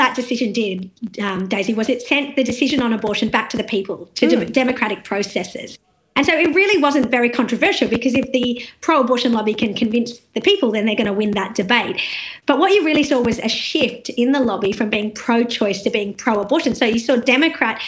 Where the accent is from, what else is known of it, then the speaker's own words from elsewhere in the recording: India; also born or lived in South Australia; now in Australia; And I'm Indian, and I know that the country that I'm from